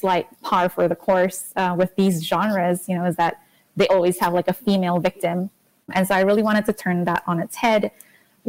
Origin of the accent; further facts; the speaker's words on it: Singapore; I grew up in Singapore